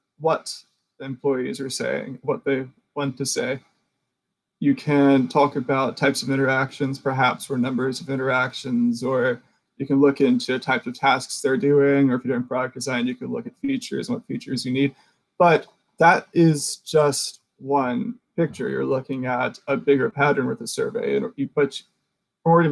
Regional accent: the South, United States; I'm in Richmond, Virginia. You're in New York. And we also have different histories. I'm from the United States and I'm technically Southern

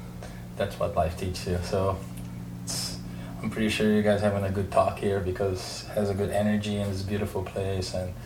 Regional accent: Brazil; I'm from Brazil.

